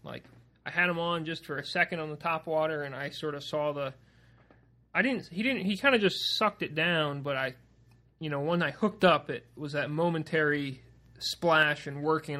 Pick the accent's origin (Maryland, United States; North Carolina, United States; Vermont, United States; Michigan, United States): Vermont, United States; moved away; growing up in Vermont